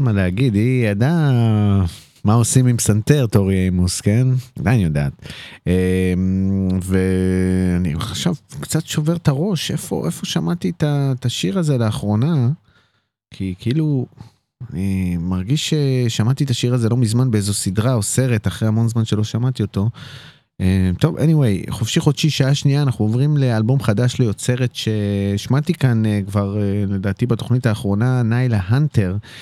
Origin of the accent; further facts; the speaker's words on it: Netanya, Central District, Israel; אני מנתניה